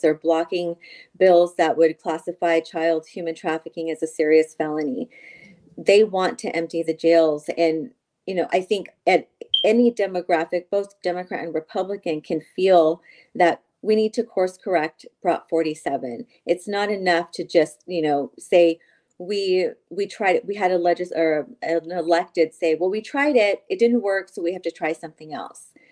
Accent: San Joaquin County, California, United States; I grew up in San Joaquin County

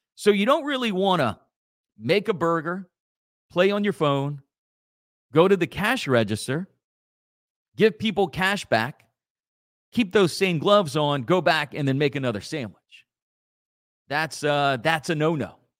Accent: Acadia Parish, Louisiana, United States; growing up in Acadia Parish, those old brown Acadia Parish

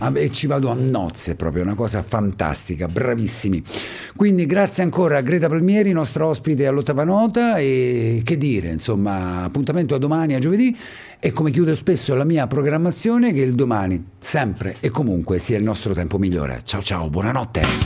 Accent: Ascoli Piceno, Marche, Italy; accent: Ascolano; io ho l'accento ascolano

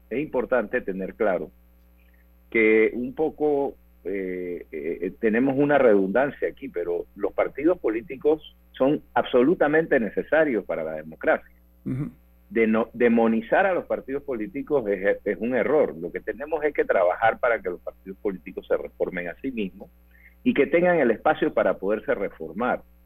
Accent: Panama; Somos los panameños

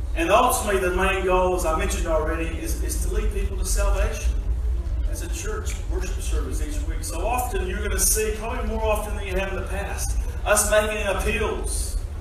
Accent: United States; moved away as an adult; also born or lived in Tasmania, Australia; now in Australia; I'm an American that's been in Australia for just a few months

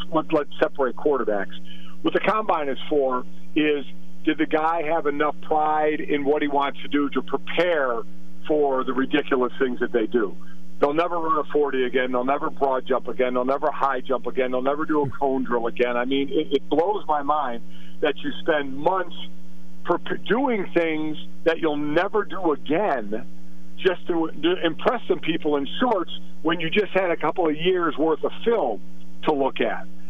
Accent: Cleveland, Ohio, United States; born or raised there

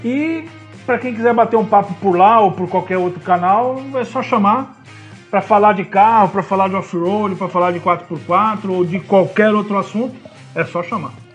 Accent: Osasco, São Paulo, Brazil; Eu sou de Osasco

